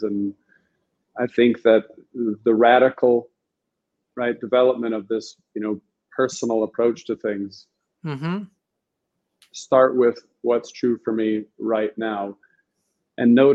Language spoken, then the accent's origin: English; New Vrindaban, West Virginia, United States; I was born and raised in New Vrindavan